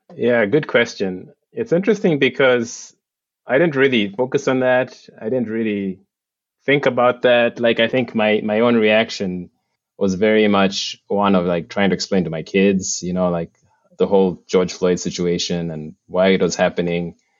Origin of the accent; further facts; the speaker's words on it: Uganda; moved away as an adult; now in United States; I'm originally from Uganda